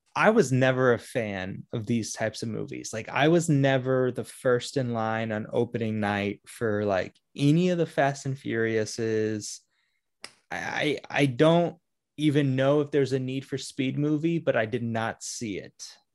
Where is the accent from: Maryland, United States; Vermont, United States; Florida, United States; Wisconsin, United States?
Florida, United States; Orlando; I grew up in Orlando